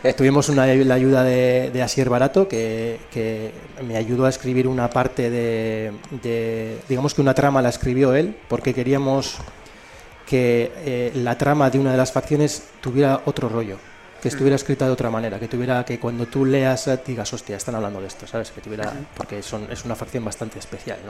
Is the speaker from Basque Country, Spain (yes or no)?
yes; Elorrio, Basque Country, Spain; yo soy del Orrio